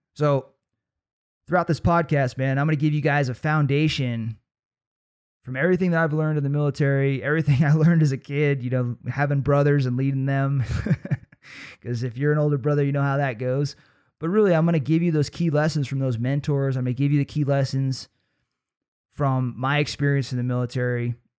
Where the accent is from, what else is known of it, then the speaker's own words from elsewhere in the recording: Trinity Center, California, United States; a pretty unique experience growing up in Trinity Center